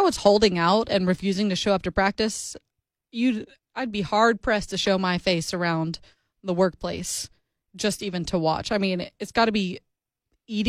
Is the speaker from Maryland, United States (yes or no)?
no; Florida, United States; now in Nashville, United States; I'm from Florida. I'm used to an afternoon storm every day